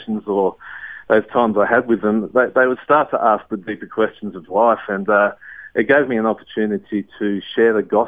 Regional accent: Sydney, New South Wales, Australia; I grew up in the Blue Mountains in Sydney

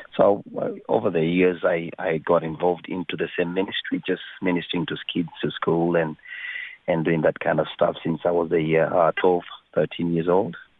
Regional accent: Kenya; I was born in Kenya.

